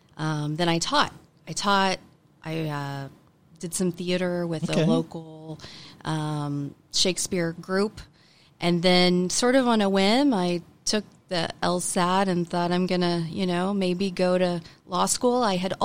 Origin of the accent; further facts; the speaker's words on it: Tulsa, Oklahoma, United States; also born or lived in Los Angeles, California; I am a Tulsa native, grew up, raised by my grandparents. Booker T. Washington graduate